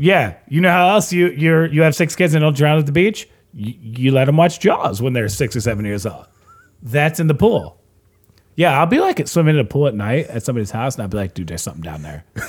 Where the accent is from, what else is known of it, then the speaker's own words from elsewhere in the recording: United States; I'm American